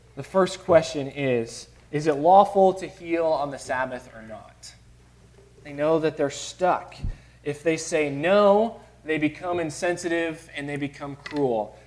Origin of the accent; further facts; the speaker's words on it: Chicago, Illinois, United States; Growing up in Chicago, uh, my aunts and uncles on both sides uh, were very close